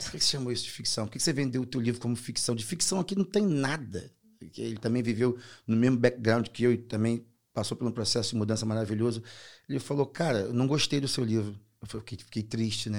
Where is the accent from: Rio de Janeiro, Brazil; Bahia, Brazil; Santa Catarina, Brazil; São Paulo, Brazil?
Rio de Janeiro, Brazil; accent: strong Brazilian; moved away as an adult; now in Portugal; o carioca, principalmente, de onde eu sou, do Rio de Janeiro, nós temos uma informalidade absurda